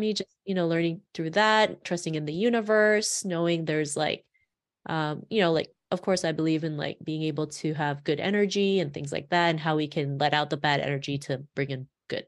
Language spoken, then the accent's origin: English; Toronto, Ontario, Canada; growing up in Toronto